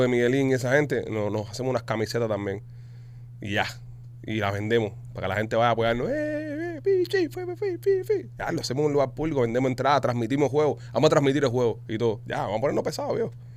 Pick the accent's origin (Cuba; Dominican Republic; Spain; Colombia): Cuba; Nosotros, obviamente, no somos ecuatorianos, somos cubiches